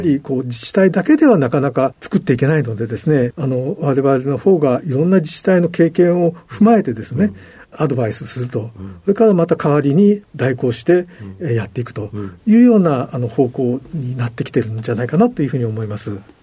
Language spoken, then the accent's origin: Japanese; Nagoya, Aichi, Japan; 愛知県の名古屋市です